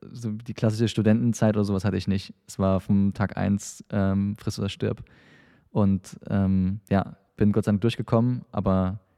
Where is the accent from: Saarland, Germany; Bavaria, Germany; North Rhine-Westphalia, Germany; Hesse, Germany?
Saarland, Germany; born there; also born or lived in England; now in Dresden, Germany; Äh, ich bin Saarländer gebürtig. Äh, ich habe dann in, äh, in Aachen studiert und ähm, wie gesagt ein paar Stationen im Ausland gehabt, Brasilien, Indien, ähm, England wo ich länger gelebt habe und bin dann ähm, quasi nach meinem Studium nach Dresden gezogen